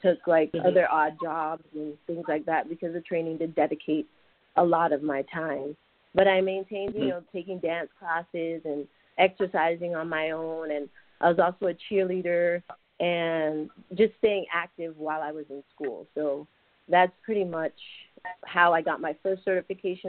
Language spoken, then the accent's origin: English; Panama; Well, I was born in Panama, Central America, and I'm a 70s child